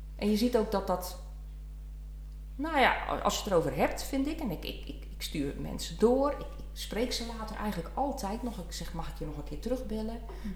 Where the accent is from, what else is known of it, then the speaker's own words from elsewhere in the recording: Leeuwarden, Friesland, Netherlands; also born or lived in Brabant; ik kom uit Friesland, ben geboren getogen Leeuwarden